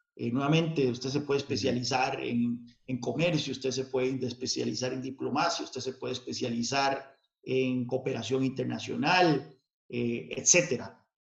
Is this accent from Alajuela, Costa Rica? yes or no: yes; San Carlos, Alajuela, Costa Rica; Yo crecí en, el contexto de la Guerra Fría, eh, no muy lejos de la frontera con Nicaragua, que eran uno de los puntos calientes de esa Guerra Fría, eh, ahí en San Carlos.